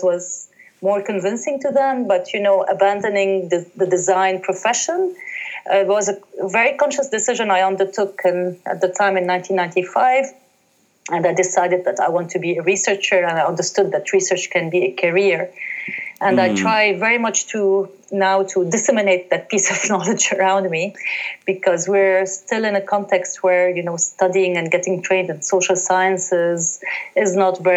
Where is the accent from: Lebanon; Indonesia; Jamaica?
Lebanon; Haret Hreik, Dahiye, Beirut, Mount Lebanon; I was born in Hari Tahrik and raised there